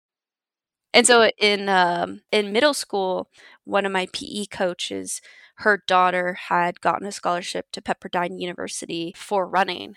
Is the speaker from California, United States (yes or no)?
yes; Downey, California, United States; I grew up in Downey, California